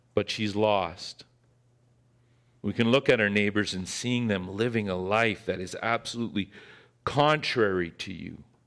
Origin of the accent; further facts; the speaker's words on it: Northern Ontario, Canada; that I grew up with in Northern Ontario